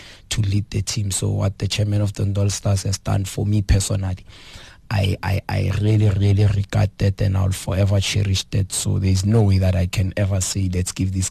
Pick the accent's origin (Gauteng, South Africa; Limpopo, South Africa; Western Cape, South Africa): Gauteng, South Africa; Johannesburg; a 27-year-old coach from that was born and bred in Alexandra.